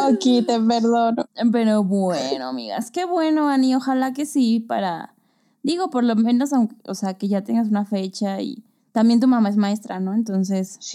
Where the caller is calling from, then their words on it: Toluca, State of Mexico, Mexico; Hace poco les escribí en Instagram sobre Epiphany. Soy de Toluca y me encanta su podcast